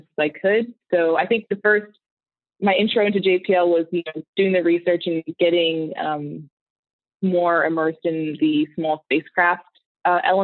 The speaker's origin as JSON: {"language": "English", "region": "Maryland", "country": "United States", "tie": "born or raised there", "moved": "as an adult", "lives_now": "California, United States", "said": "I am born and raised on the East Coast. I grew up in Maryland"}